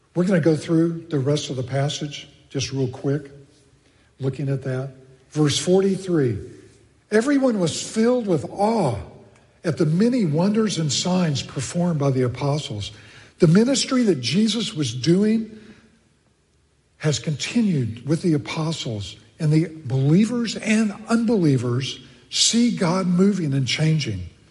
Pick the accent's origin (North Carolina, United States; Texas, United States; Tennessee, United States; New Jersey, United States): Texas, United States; moved away; I grew up in Texas